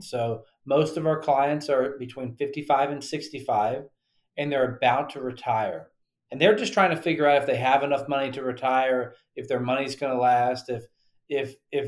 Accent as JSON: {"language": "English", "region": "Western North Carolina", "country": "United States", "tie": "born or raised there", "said": "I grew up in Western North Carolina"}